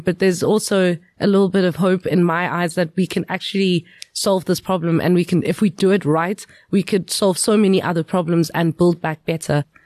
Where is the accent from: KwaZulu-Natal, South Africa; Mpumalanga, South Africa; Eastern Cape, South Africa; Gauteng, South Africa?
Mpumalanga, South Africa; Emalahleni; I grew up in Witbank, Emalahleni.